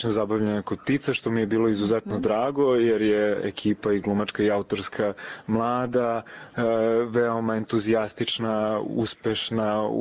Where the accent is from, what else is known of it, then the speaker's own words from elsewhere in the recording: Belgrade, Serbia; also born or lived in Novi Sad / Norway / Shanghai; ja sam glumac iz Beograda.